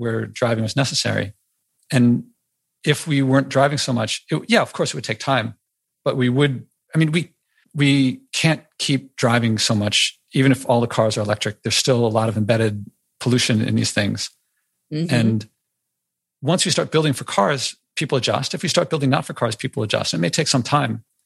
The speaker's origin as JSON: {"language": "English", "region": "Wisconsin", "country": "United States", "tie": "born or raised there", "also_born_or_lived": "New York City", "moved": "yes", "said": "about being in Wisconsin and, you know, my childhood stuff"}